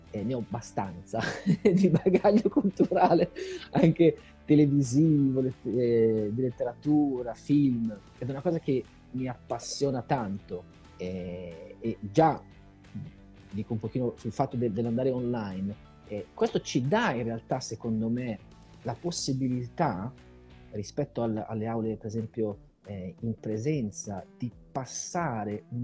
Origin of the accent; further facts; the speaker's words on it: Italy; moved away as an adult; also born or lived in Ireland; now in Brazil; io sono arrivato in Brasile per caso, ti dico la verità, nel senso che eh, io ho vissuto in Italia fino a quando avevo eh, 27 anni, poi ho deciso di andare a vivere in Irlanda